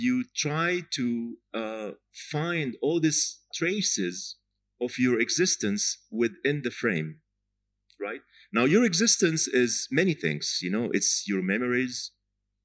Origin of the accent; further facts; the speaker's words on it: Jaffa, Tel Aviv District, Israel; Jaffa, my hometown